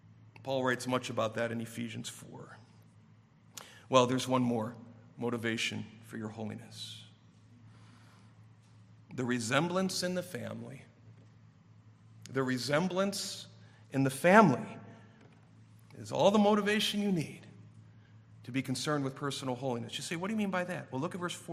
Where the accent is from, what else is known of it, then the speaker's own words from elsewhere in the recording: Warren, Michigan, United States; when I grew up in Warren back in the 70s